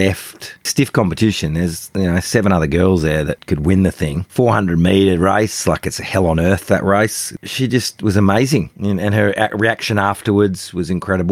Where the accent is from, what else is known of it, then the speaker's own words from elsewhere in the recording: Australia; as an Australian